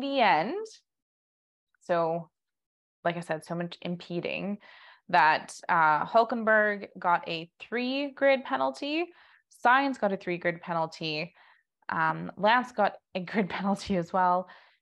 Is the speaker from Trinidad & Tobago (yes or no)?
no; Canada; us being Canadian